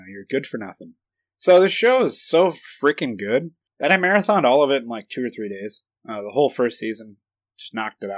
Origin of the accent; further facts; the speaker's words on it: United States; I'm American